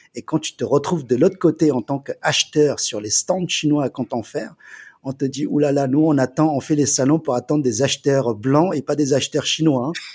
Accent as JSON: {"language": "French", "town": "Paris", "region": "Île-de-France", "country": "France", "tie": "born or raised there", "also_born_or_lived": "China", "said": "j'ai grandi en Chine pendant 10 ans et lorsque je suis arrivé en, en France à l'âge de 10 ans"}